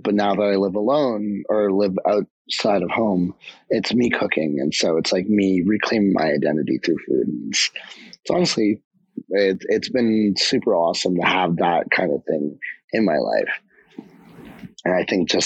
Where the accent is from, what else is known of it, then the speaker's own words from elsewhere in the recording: Canada; also born or lived in Japan; I was born in Japan and then moved here to Canada when I was two.